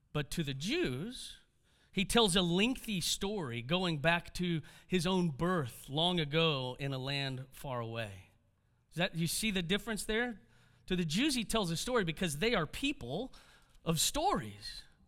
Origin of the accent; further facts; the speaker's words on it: Houston, Texas, United States; I'm a Texan